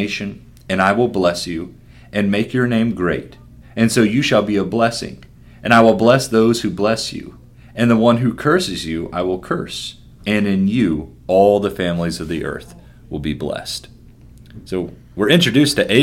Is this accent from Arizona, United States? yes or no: no; Lexington, Kentucky, United States; moved away as an adult; now in Harrisburg, United States; I grew up in Lexington, Kentucky, and decided to move to Harrisburg, Pennsylvania.